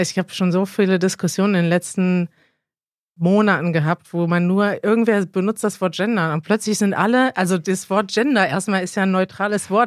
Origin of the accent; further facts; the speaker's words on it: Germany; als Deutsche